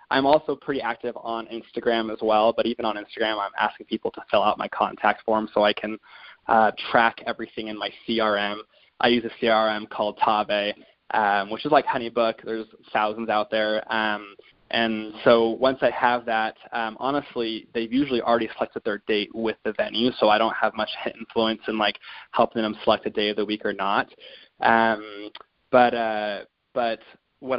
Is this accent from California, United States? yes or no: yes; Ventura County, California, United States; moved away as an adult; now in Salt Lake City, United States; I grew up in Ventura County, California, and so that's where I started DJing. And then I moved out to Utah for school